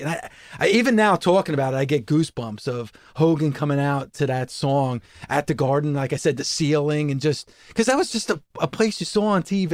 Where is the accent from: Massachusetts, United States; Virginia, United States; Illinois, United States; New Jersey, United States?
New Jersey, United States; I'm from Jersey